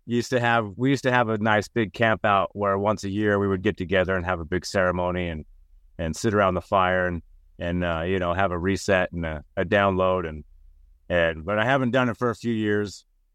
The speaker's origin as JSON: {"language": "English", "town": "Salt Lake City", "region": "Utah", "country": "United States", "tie": "born or raised there", "said": "Yep, I'm from born and raised in Salt Lake City."}